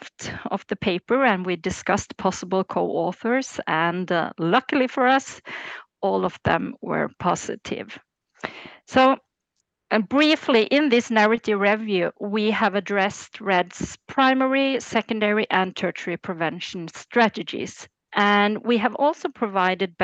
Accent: Norway; I'm born and raised in Norway, where I still live.

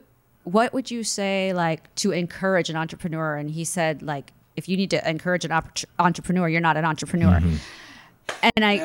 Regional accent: California, United States; And I'm like, you think because we're come from California, we're dumb?

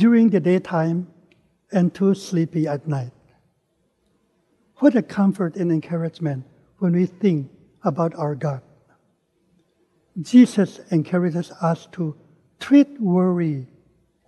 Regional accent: Philippines; moved away as an adult; also born or lived in Manila / Dallas; growing up in the Philippines

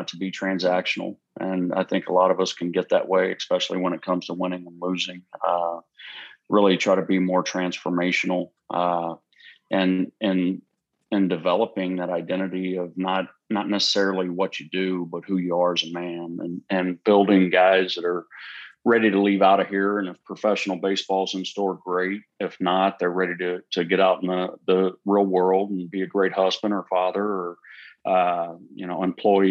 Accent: Houston, Texas, United States; also born or lived in Huntsville, Texas; we're from the Houston area

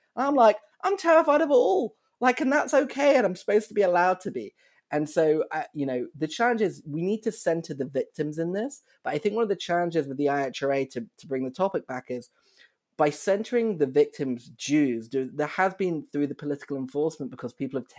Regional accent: United Kingdom; accent: British; moved away as an adult; now in Chicago, United States

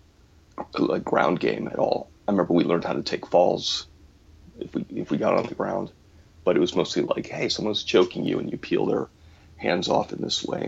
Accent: Florida, United States; moved away as an adult; also born or lived in Cleveland, Ohio / New York / Los Angeles, California; I grew up in Florida. I was born in Cleveland, but I grew up in Florida.

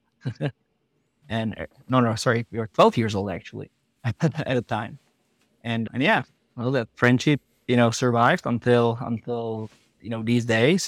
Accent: Czechia; moved away as an adult; also born or lived in United States / Prague; we are both from the Czech Republic

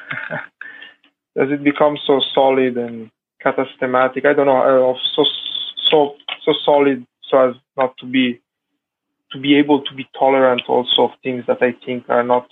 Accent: Italy; My parents were Iranian, but I was born and raised in Italy

